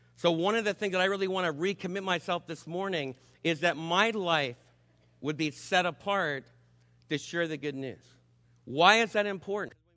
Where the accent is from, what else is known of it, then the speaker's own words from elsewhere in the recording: New York City, New York, United States; New York City, my hometown